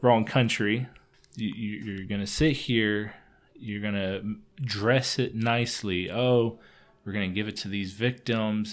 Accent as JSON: {"language": "English", "country": "United States", "said": "Speaking as an American"}